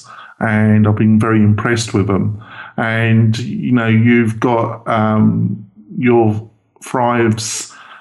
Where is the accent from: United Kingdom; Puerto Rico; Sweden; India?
United Kingdom; England; I'm very English